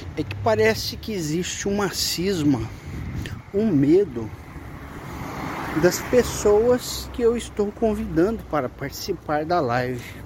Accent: São José do Rio Preto, São Paulo, Brazil; Eu tenho vivido aqui em Rio Preto, porque eu sou de São José do Rio Preto, resido aqui

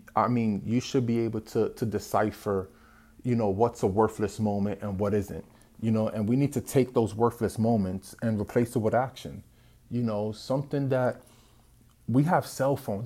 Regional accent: New York City, New York, United States; I was born and raised in the South Bronx

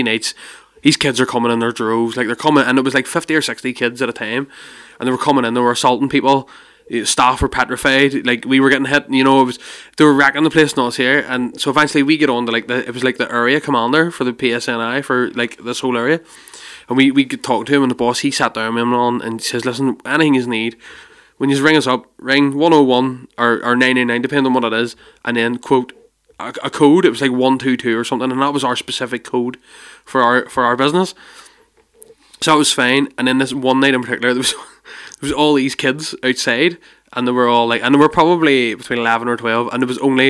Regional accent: Rathcoole, Northern Ireland, United Kingdom; moved away as an adult; now in Ballymena, United Kingdom; I'm from Rathcoole originally, and then now I live in Ballymena, right? So I've been in Ballymena, been 7 years here. A whole different way of life, different culture, it's a whole different world from what I was ever used to.

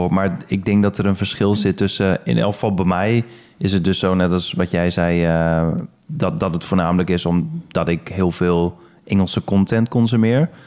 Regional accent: Delfzijl, Groningen, Netherlands; accent: Gronings; Maar dat is hetzelfde als dat ik mijn Gronings accent probeer.

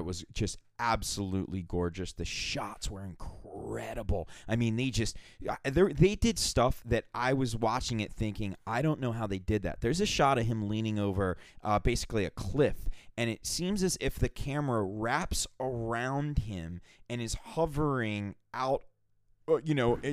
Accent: Cape May, New Jersey, United States; born or raised there

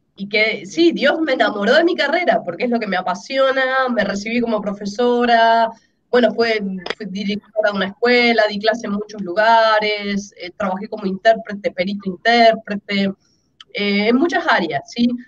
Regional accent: Argentina; yo soy argentina

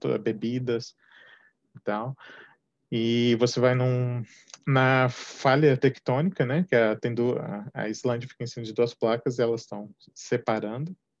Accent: Minas Gerais, Brazil; moved away as an adult; also born or lived in São Paulo; mudei de Minas para São Paulo, sou mineiro de nascimento

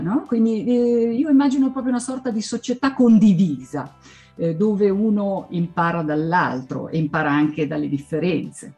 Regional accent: Schaffhausen, Switzerland; first language Swiss German and German; Italian is a second language; also born or lived in Insubria region (Ticino / Varese border); now in Ticino-Varese border area; sono nata presso un altro confine, che è quello con la Germania, fra la Svizzera e la Germania, lungo il Reno, esattamente a Sciaffusa, quindi sono madrelingua svizzera tedesca e tedesca

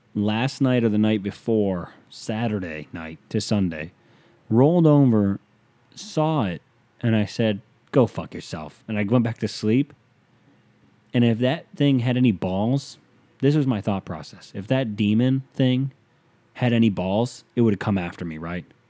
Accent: United States; being an American

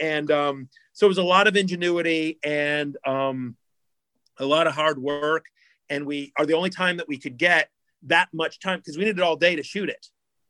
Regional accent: Syracuse, New York, United States; people know that I'm from Syracuse.

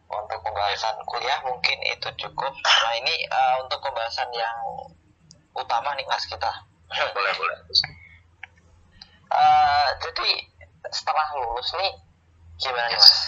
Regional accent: Purworejo, Central Java, Indonesia; also born or lived in Yogyakarta; aku aslinya Purworejo Jawa Tengah

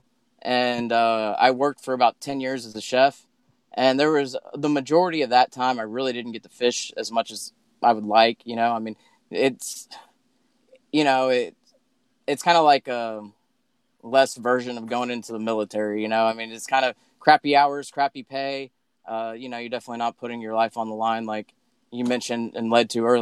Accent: Sugar Land, Texas, United States; also born or lived in Dallas, Texas; I was born in Dallas, Texas, raised in like outside of Sugarland, between Sugarland and Richmond Rosenberg, and I lived there till I was 16.

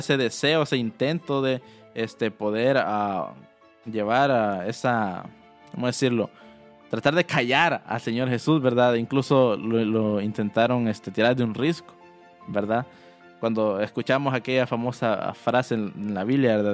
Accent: El Salvador; moved away; como salvadoreños, ¿verdad?, de por qué nos decían guanaco

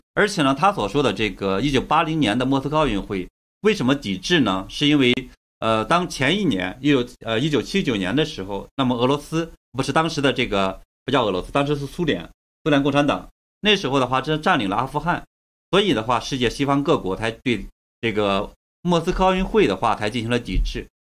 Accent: China; 我们都为中国人

